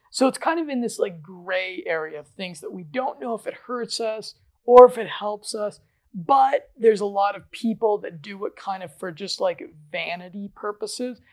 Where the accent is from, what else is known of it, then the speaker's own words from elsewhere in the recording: Colorado, United States; I'm from Colorado. I'm from one of the most liberal states when it comes to marijuana